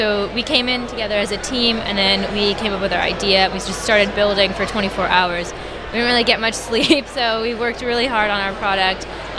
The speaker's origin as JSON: {"language": "English", "region": "New Jersey", "country": "United States", "said": "We are from New Jersey, but we live pretty close to New York"}